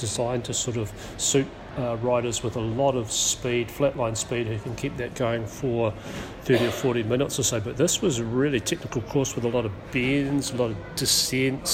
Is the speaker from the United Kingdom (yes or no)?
no; New Zealand; I was from New Zealand